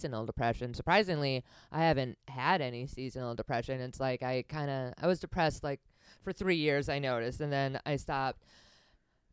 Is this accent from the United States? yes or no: yes; Wisconsin, United States; growing up in Wisconsin